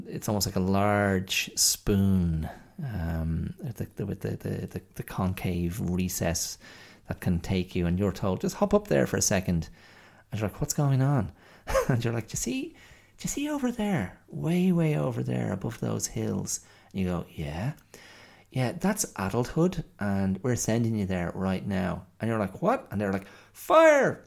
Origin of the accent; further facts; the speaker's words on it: Ireland; we Irish people. I mean, in Ireland, you know, we, we consumed a huge amount of American content